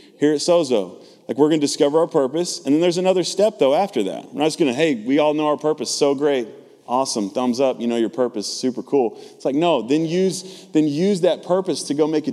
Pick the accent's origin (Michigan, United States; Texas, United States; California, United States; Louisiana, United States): Texas, United States; I'm from the South, right? Born and raised in Texas